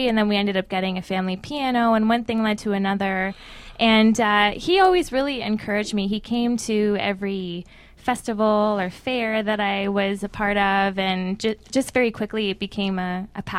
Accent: Wasaga Beach, Ontario, Canada; also born or lived in Toronto; I grew up in Wasaga, and I love it there

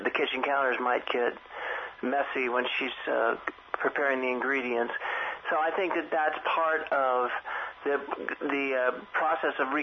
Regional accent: San Francisco, California, United States; growing up in San Francisco

